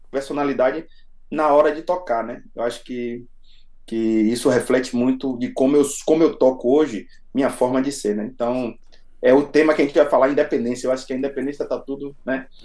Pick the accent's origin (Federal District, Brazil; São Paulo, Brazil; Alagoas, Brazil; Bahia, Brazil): Bahia, Brazil; Salvador; moved away as an adult; now in Barcelona, Spain; Eu sou, eu sou de Salvador, né? Sou de Salvador.